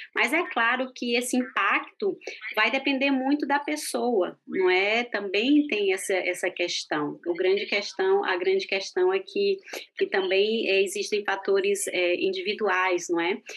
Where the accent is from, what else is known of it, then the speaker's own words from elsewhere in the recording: Fortaleza, Ceará, Brazil; moved away as an adult; also born or lived in Brasília / United States / Thailand; now in Switzerland; Eu sou de Fortaleza